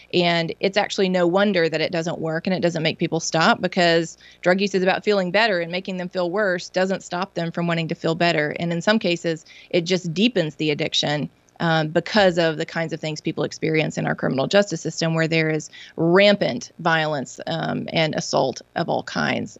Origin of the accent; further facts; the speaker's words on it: Mississippi, United States; my home state of Mississippi